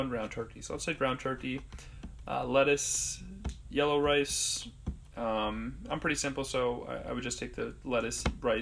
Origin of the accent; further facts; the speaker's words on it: Plainview, New York, United States; I am from Plainview, New York